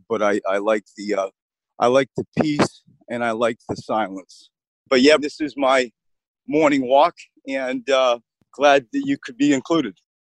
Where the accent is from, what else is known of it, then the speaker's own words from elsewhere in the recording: New England, United States; now in Philadelphia, United States; I grew up in New England